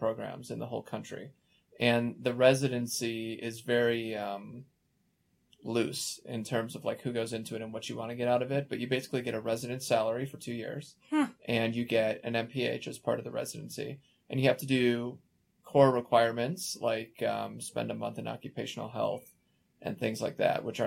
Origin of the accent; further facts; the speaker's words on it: Chicago, Illinois, United States; moved away as an adult; also born or lived in Philadelphia, United States; now in Denver, United States; I grew up in Chicago